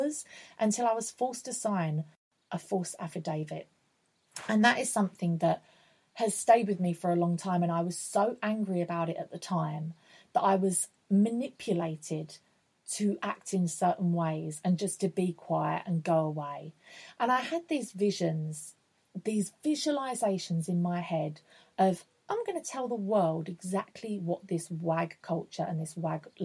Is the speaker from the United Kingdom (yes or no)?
yes; Essex, East of England, United Kingdom; also born or lived in London; I'm from Essex.